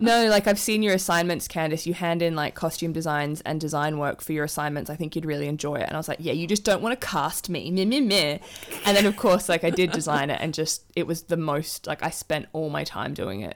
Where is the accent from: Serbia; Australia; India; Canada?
Australia; Adelaide, South Australia; moved away as an adult; also born or lived in Melbourne; now in London, United Kingdom; I grew up with Olivia in Adelaide